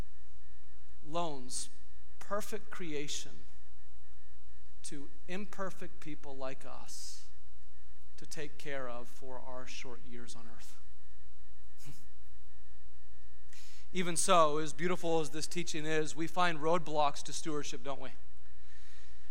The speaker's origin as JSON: {"language": "English", "country": "United States"}